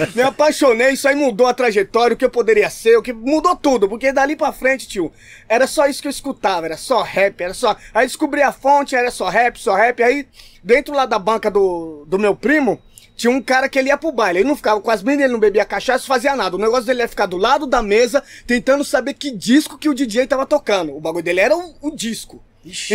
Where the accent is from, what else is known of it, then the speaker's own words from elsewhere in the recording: São Paulo, Brazil; also born or lived in São Mateus, São Paulo; eu morava no Ipiranga, nasci no Ipiranga